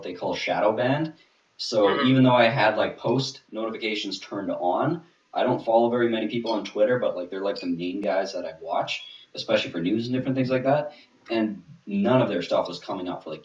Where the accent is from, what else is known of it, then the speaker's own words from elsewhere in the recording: Manitoba, Canada; I'm from Manitoba, Canada